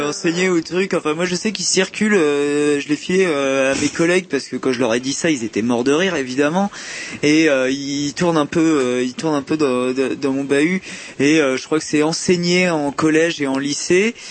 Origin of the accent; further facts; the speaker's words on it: Brittany, France; je suis breton à la base